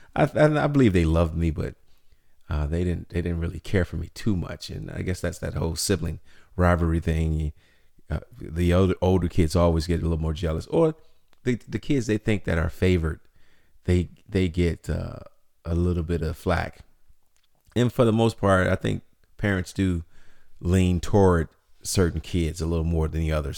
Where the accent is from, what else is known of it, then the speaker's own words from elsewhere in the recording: Chicago, Illinois, United States; growing up in Chicago, the south side of the city